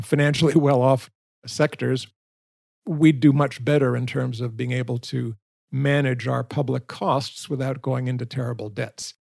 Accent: San Francisco, California, United States; moved away; I was born and raised in San Francisco

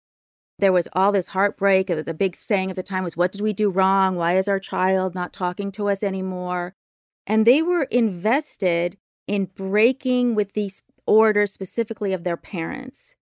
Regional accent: Berkeley, California, United States; growing up in Berkeley, and I was born in 1961, and my father's a professor at Berkeley.

